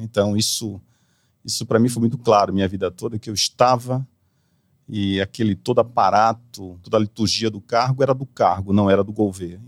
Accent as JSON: {"language": "Portuguese", "town": "Recife", "region": "Pernambuco", "country": "Brazil", "tie": "born or raised there", "also_born_or_lived": "Walnut Creek, California, United States", "moved": "as an adult", "lives_now": "São Paulo, Brazil", "said": "eu nasci na Califórnia, Walnut Creek, sou californiano, americano, de passaporte americano e voltei para Recife com um ano e meio. Então eu me considero pernambucano"}